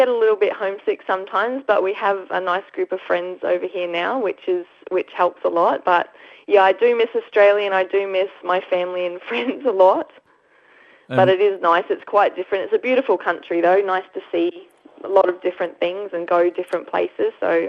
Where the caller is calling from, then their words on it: France; Not much. I'm just calling from France tonight. It's 9:30 Saturday here.